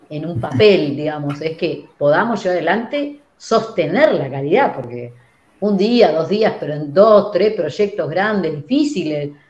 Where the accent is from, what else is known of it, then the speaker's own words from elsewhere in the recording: Uruguay; yo fui criado en Uruguay, fui y estoy con ese mindset